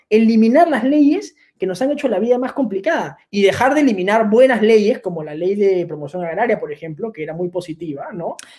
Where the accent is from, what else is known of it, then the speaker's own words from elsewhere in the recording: Peru; nosotros los peruanos